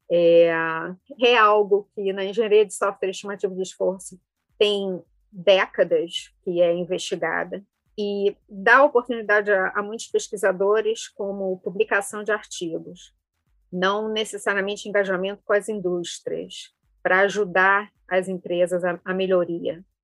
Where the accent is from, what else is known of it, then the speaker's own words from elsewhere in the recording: Rio de Janeiro, Brazil; accent: carioca; Eu sou originalmente do Rio, não sei o quanto do, do sotaque carioca ainda vem.